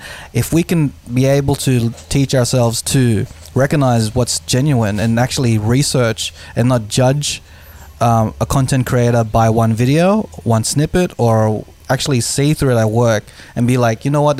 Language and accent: English; Philippines; yes, I'm Filipino.